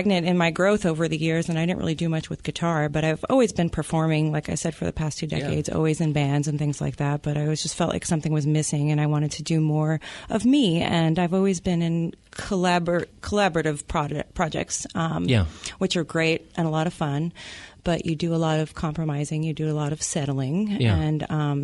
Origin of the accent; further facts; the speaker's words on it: New York City, New York, United States; moved away as an adult; now in Seattle, United States; I'm originally from New York, the Bronx and Queens